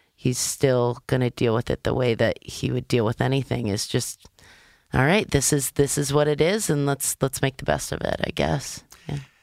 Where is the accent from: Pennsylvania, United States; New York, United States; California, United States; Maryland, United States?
Maryland, United States; I'm from Maryland